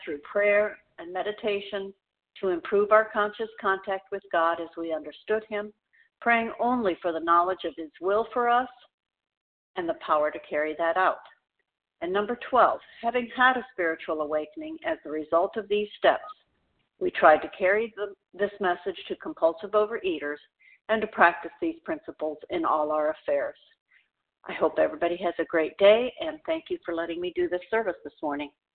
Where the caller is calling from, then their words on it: Tampa, Florida, United States; I'm calling from the Tampa Bay, Florida area.